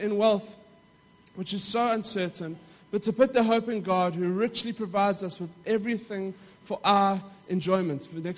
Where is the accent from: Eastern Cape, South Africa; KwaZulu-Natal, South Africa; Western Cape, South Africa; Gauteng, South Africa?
Gauteng, South Africa; Johannesburg; we lived in a middle-class neighborhood in South Africa. Now, I don't know, for those of you who know parts of South Africa, it is the south of Johannesburg